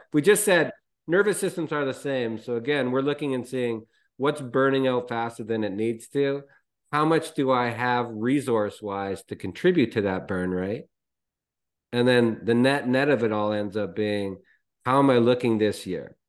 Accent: Canada; I'm Canadian

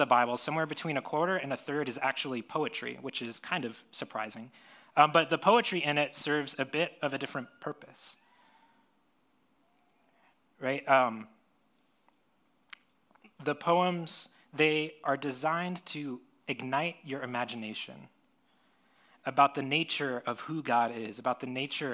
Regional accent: Florida, United States; now in San Diego, United States; I grew up in Florida

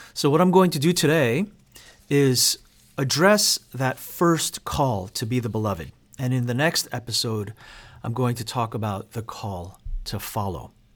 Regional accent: New York City, New York, United States; I grew up in the Korean American church in Queens, New York

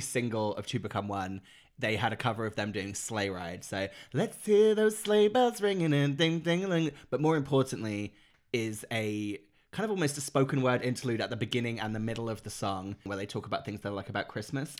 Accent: Norfolk Broads, East of England, United Kingdom; I grew up in the Norfolk Broads, which is, like, that, all those, the, the waterways

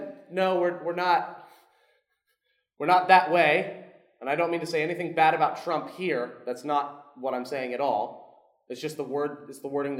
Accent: Orlando, Florida, United States; now in South Carolina, United States; I'm from Orlando, but I live in South Carolina

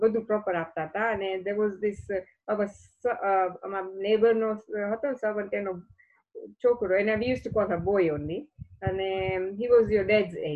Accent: Kenya; moved away; also born or lived in India; growing up in Kenya

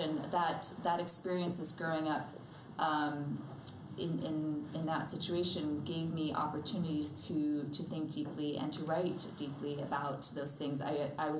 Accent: New York City, New York, United States; I was raised in New York City, and as her daughter, and also as a pianist

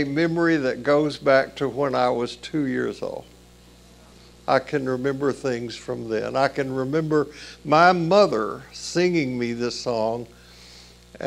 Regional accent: Columbia, Tennessee, United States; We moved to another town in Tennessee, south of Nashville, in the fall I turned 6.

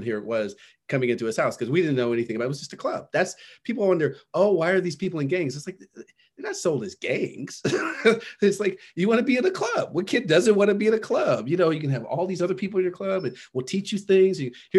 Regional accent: Los Angeles, California, United States; I was born in Los Angeles. Grew up in what would you would call a middle-class black neighborhood until about fifth grade.

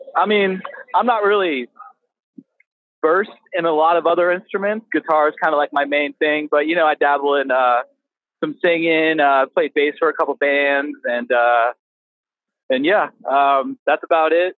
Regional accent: Palm Coast, Florida, United States; born or raised there; also born or lived in New Jersey / Coral Springs, Florida; now in San Antonio, United States

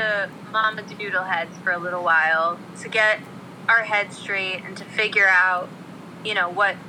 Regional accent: East Brunswick, New Jersey, United States; Everybody knows we're from East Brunswick, New Jersey, shared hometown.

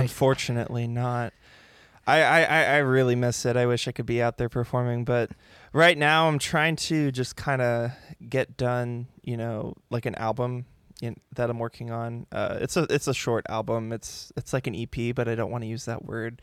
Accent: San Diego, California, United States; I grew up here in San Diego, um, Poway area, still living in the same house that I came home

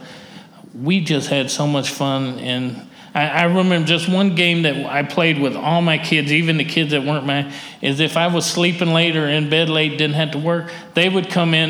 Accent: Mississippi, United States; I grew up in Mississippi

